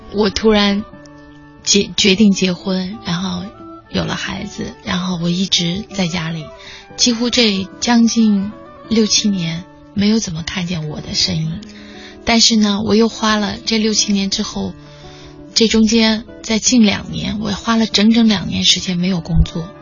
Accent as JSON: {"language": "Chinese", "town": "Bijie", "region": "Guizhou", "country": "China", "tie": "born or raised there", "moved": "yes", "said": "我是贵州人，家乡"}